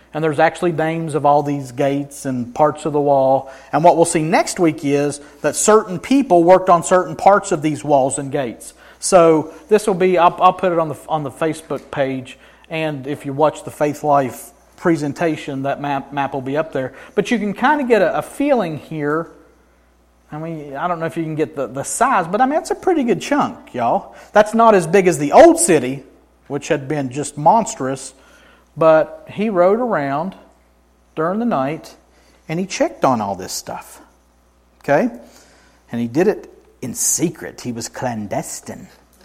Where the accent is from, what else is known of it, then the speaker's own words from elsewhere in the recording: Helen, Georgia, United States; I grew up in Helen, right?